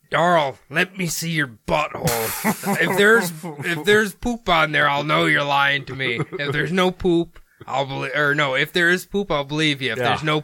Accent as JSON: {"language": "English", "region": "Iowa", "country": "United States", "said": "I'm from Iowa, dude. I don't think you know me."}